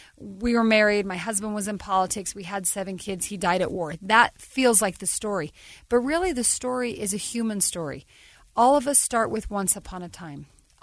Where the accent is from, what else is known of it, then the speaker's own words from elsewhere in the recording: Ogden, Utah, United States; I'm from Ogden.